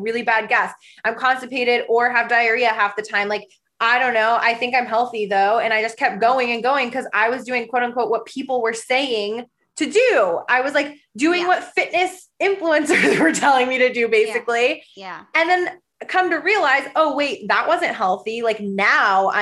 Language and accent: English; Michigan and Nebraska, Midwest, United States; I grew up in the Midwest. I grew up in Michigan and in Nebraska.